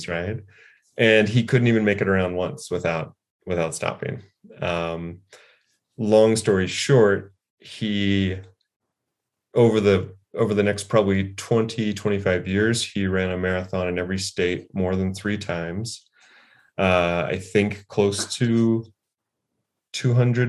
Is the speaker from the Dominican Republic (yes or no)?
no; Lincoln, Nebraska, United States; moved away as an adult; also born or lived in Novato, California; I grew up in the Midwest, in Lincoln, Nebraska, mostly. But ironically, I was born in Novato, in Marin County, California